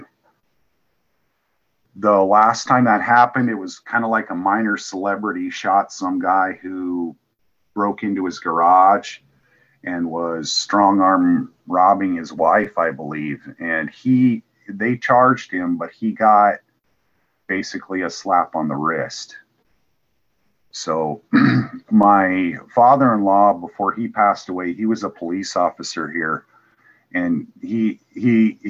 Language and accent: English; Wyoming, United States; moved away as an adult; also born or lived in Texas; now in Lima, Peru; I grew up in Wyoming, and I got my first gun for my 11th birthday.